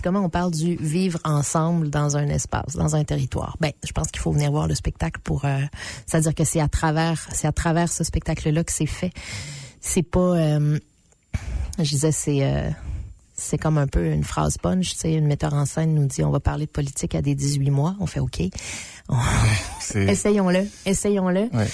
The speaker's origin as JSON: {"language": "French", "area": "Abitibi", "region": "Quebec", "country": "Canada", "said": "je viens de l'Abitibi, qui en ce moment est la région qui brûle"}